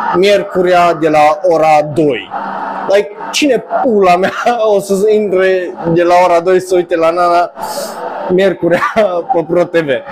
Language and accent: Romanian; Romania; noi ca români